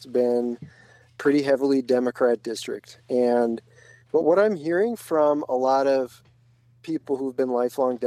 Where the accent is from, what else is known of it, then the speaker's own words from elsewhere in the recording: Minneapolis, Minnesota, United States; I grew up in the Twin Cities.